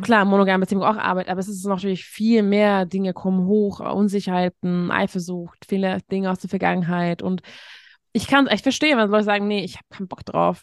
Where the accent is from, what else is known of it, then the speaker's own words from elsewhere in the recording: Hungary; moved away; ich komme aus Ungarn